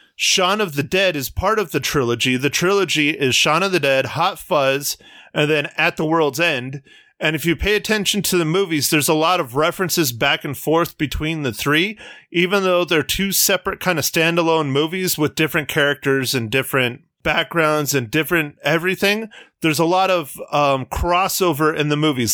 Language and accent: English; United States; being an American